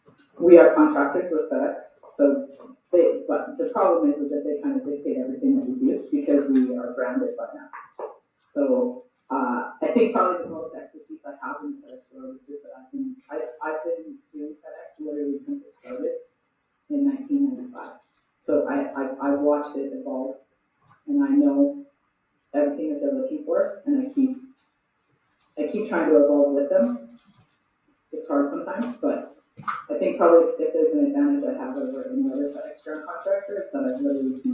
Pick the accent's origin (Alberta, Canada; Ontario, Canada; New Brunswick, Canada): Alberta, Canada; Grande Prairie; I grew up in Grand Prairie. It was pretty good. I had a pretty healthy, good childhood, but I was ready to leave at 18, so I did.